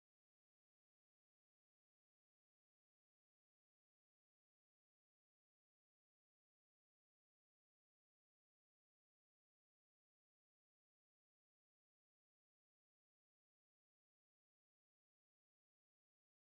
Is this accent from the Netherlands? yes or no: no; San Antonio, Texas, United States; moved away as an adult; we're from San Antonio, Texas, my wife and I. And when I graduated high school, I enlisted in the Air Force